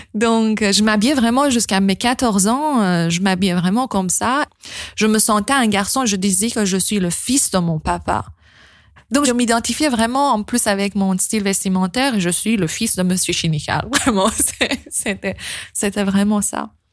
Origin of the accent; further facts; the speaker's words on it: Iran; moved away; quand j'ai quitté l'Iran